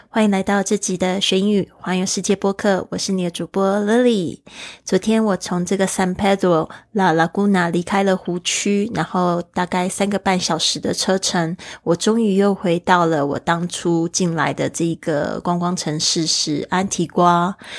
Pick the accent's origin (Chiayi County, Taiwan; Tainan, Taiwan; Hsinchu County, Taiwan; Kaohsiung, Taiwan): Kaohsiung, Taiwan; 对于一个是生长在亚热带的地区的我，我从小住在高雄